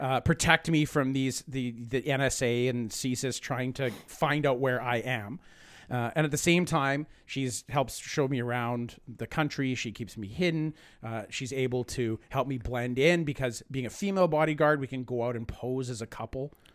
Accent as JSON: {"language": "English", "country": "Canada", "said": "I'm Canadian"}